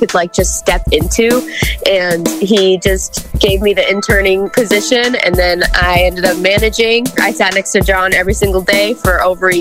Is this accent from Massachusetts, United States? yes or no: yes; Gloucester, Massachusetts, United States; I grew up in Gloucester forever. I always lived in the same house, never moved